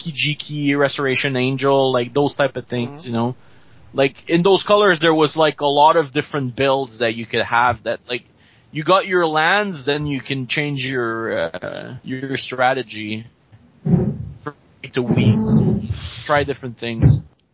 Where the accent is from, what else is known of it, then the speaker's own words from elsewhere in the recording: Montreal, Quebec, Canada; I'm from Montreal, basically. Okay. Just a little outside of it